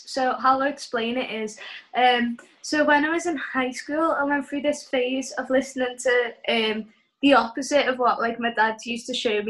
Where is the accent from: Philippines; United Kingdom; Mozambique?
United Kingdom; Liverpool, North West England; Oh, I'm from Liverpool.